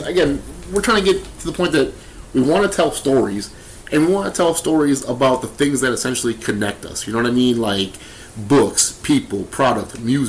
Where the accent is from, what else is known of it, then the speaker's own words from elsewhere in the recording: Milwaukee, Wisconsin, United States; we're from Milwaukee.